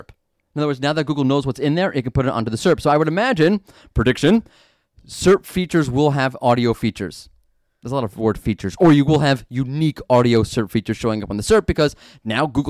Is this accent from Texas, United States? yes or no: no; New York, United States; I'm from New York.